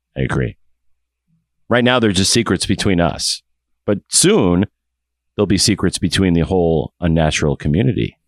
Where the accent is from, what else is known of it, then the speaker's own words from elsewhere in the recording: Waterloo, Iowa, United States; hometown of Waterloo, Iowa